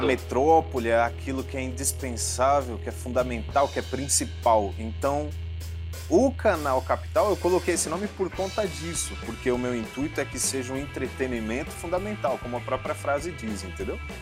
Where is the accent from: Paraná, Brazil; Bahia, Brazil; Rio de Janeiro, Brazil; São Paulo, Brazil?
São Paulo, Brazil; eu sempre fui aqui de São Paulo. Então um pedaço da infância a gente cresceu junto